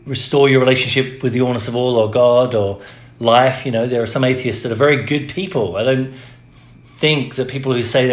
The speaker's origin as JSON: {"language": "English", "region": "England", "country": "United Kingdom", "moved": "yes", "lives_now": "United States", "said": "I grew up in the Church of England. When I moved to America, I couldn't go to the Church of England anymore"}